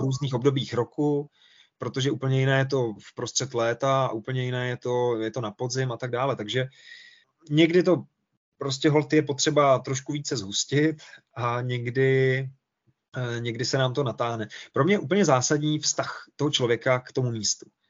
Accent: Czechia; my jako Češi

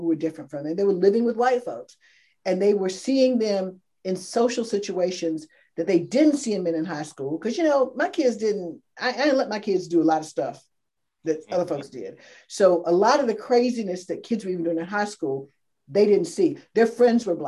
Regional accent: North Carolina, United States; I grew up in North Carolina

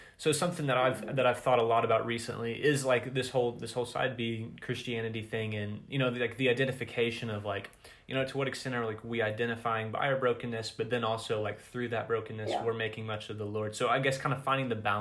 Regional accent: Oklahoma, United States; I grew up in Oklahoma

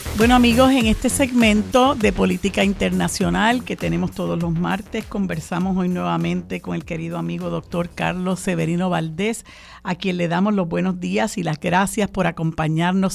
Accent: Puerto Rico; nosotros, independientemente de que somos ciudadanos estadounidenses por imposición, seguimos siendo una minoría

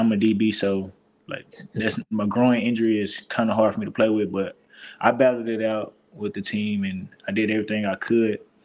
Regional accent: Texas, United States; moved away as an adult; now in Missouri, United States; Texas my home state

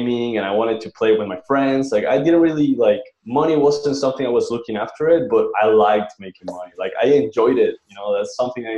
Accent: Colombia; now in Chiang Mai, Thailand; I'm from Colombia

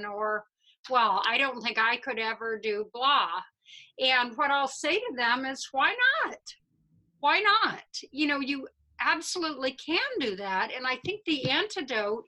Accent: Midwest, United States; I'm a Midwesterner

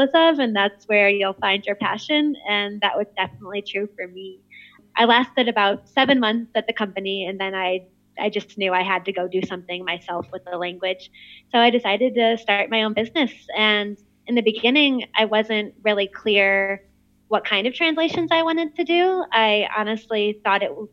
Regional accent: St. Louis, Missouri, United States; I'm from St. Louis, Missouri

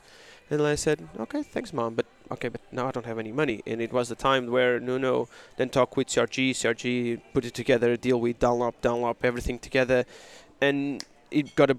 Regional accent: Portugal; We are from Portugal

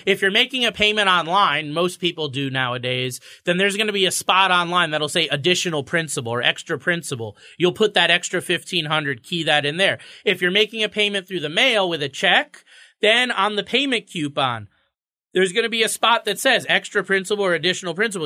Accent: Florida, United States; now in Connecticut, United States; I grew up in Florida

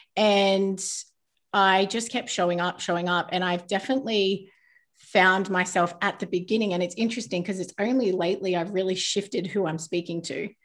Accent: New Zealand; I was born in New Zealand, but I live in quite a small town

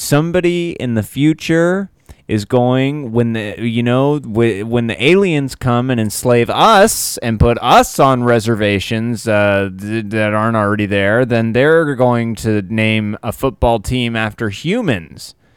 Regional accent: Syracuse, New York, United States; born or raised there; moved away

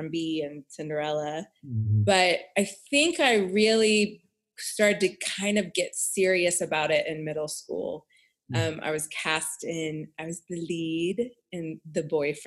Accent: Houston, Texas, United States; I grew up in Texas, in Houston, Texas

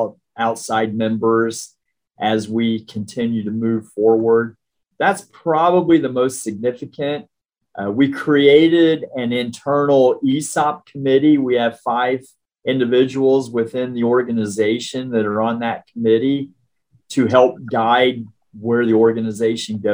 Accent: Richmond, Indiana, United States; also born or lived in Evansville, Indiana / Hendricks County, Indiana; I'm an Indiana guy at heart. I'm from Richmond originally, went to school at University of Evansville, lived in Hendricks County for over 35 years

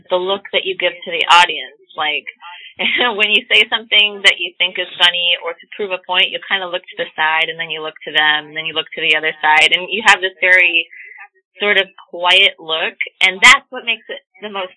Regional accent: Illinois, United States; also born or lived in Montana; I'm from Illinois

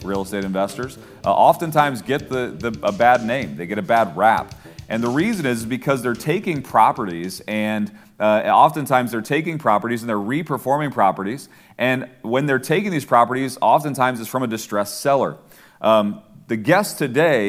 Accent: Ohio, United States; now in Atlanta, United States; I'm a Browns fan, grew up in Ohio

